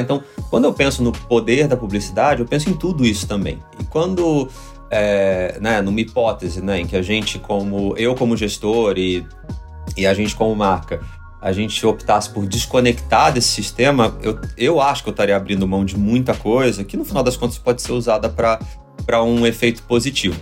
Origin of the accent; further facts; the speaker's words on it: Rio de Janeiro, Brazil; moved away as an adult; now in São Paulo, Brazil; eu sou do Rio